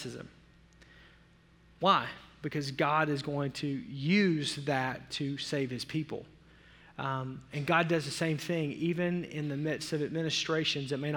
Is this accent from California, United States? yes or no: no; Arkansas, United States; I grew up in the South